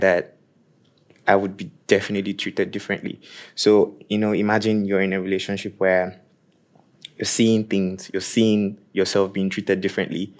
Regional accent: Nigeria; now in Norway; I'm from Nigeria and I'm 28

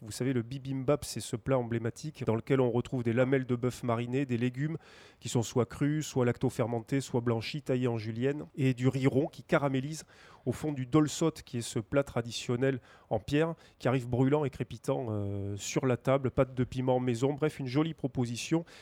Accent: Toulouse, Occitania, France; en tant que Toulousain

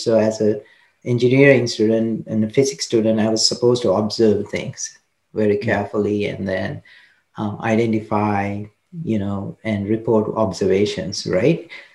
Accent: Kandy, Central Province, Sri Lanka; I grew up in Sri Lanka, Kandy um, it's the central part of Sri Lanka.

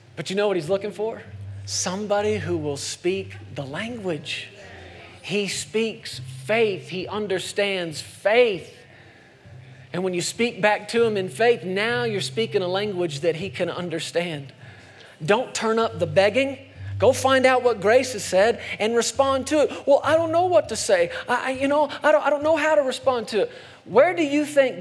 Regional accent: Texas, United States; moved away; I grew up in Texas for a long time as a kid

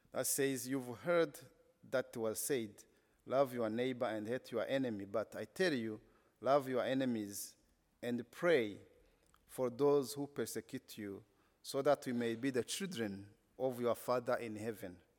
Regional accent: Rwanda; English is a second language; I come from Rwanda, a country that has been only known because of the genocide

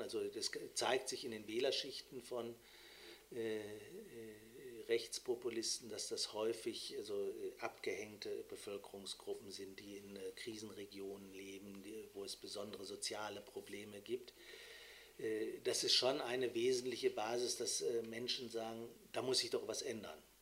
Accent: Germany; die auch wir als Deutsche haben

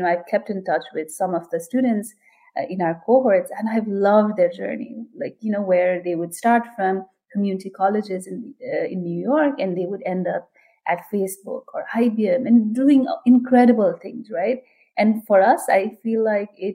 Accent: Nepal; now in New Jersey, United States; I am originally from Nepal

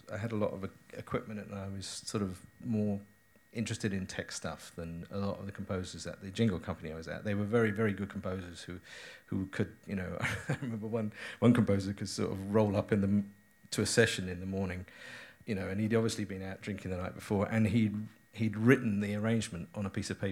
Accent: United Kingdom; moved away as an adult; now in Los Angeles, United States; I am still British

